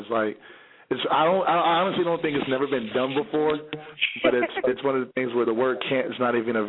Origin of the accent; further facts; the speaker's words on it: Georgia, United States; also born or lived in New York; Well, I'm originally from New York, but I was raised in Georgia.